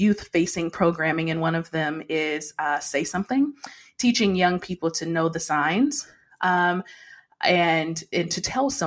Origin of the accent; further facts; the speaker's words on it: Detroit, Michigan, United States; me growing up in Detroit, Michigan